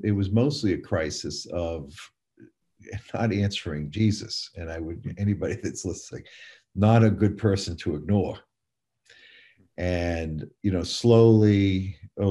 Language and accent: English; Portland, Maine, United States; now in North Carolina, United States; I grew up in Portland, Maine, New Englander, that now lives in North Carolina